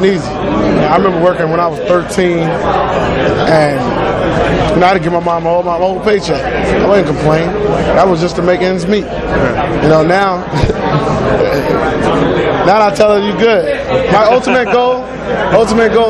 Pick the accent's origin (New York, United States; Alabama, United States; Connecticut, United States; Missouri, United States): New York, United States; I'm actually a New Yorker